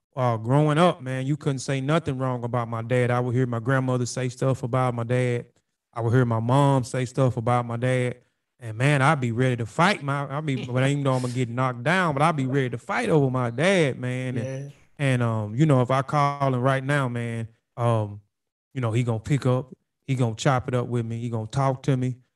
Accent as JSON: {"language": "English", "town": "Brookhaven", "region": "Mississippi", "country": "United States", "tie": "born or raised there", "said": "moved back to Brookhaven a few years ago. That's my hometown."}